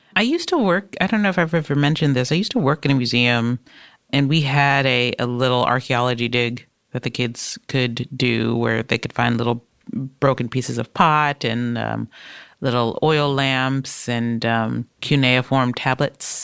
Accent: Detroit, Michigan, United States; I'm from Detroit.

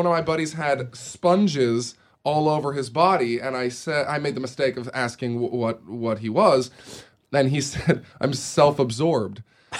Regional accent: Portland, Oregon, United States; when you go to Hollywood parties, like I'm a guy from Portland, Oregon, like what the hell is going on here?

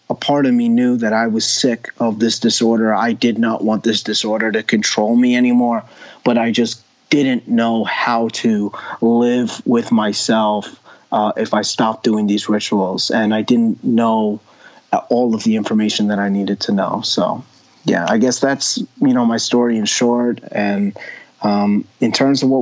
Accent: New York, United States; I grew up in New York.

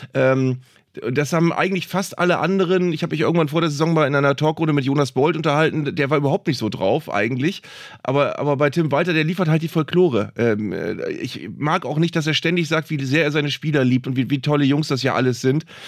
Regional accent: Bremen, Germany; als Bremer

